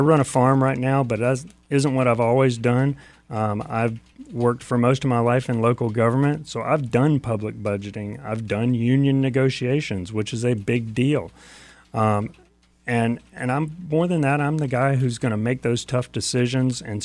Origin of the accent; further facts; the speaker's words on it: Jacksonville, Florida, United States; I grew up in Jacksonville